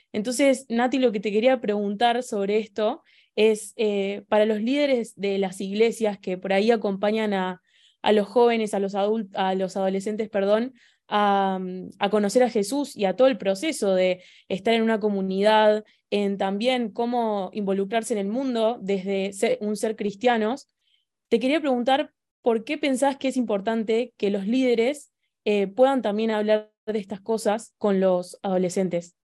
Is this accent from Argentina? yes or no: yes; Argentina; soy de Argentina